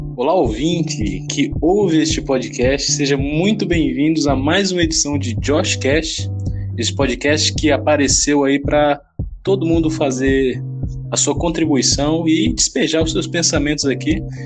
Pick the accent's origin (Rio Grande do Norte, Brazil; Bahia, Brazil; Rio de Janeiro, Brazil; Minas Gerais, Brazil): Rio Grande do Norte, Brazil; accent: nordestino; also born or lived in Anápolis, Goiás; eu me considero potiguar porque eu vim para cá muito cedo, tinha cinco anos